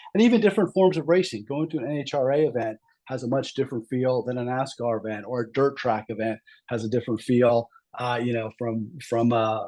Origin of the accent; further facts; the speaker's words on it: Southeastern Pennsylvania, United States; I grew up in the Southeastern Pennsylvania area